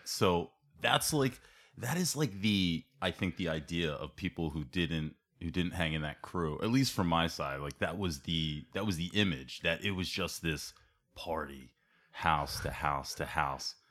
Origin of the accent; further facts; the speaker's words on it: Ambler, Pennsylvania, United States; I grew up in Ambler, I grew up in South Ambler